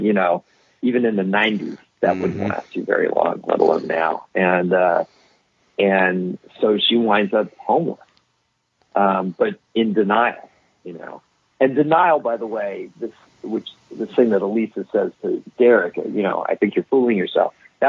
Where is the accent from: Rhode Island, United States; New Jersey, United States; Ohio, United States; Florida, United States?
Ohio, United States; So I'm from Ohio. I'm from someplace normal.